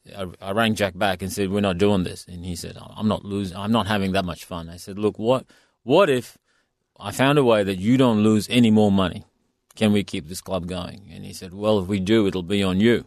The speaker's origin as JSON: {"language": "English", "country": "India", "moved": "yes", "lives_now": "Perth, Australia", "said": "I come from India"}